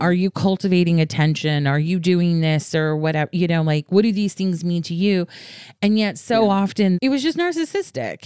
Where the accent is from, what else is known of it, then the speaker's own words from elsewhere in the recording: the South, United States; moved away; I'm from the South originally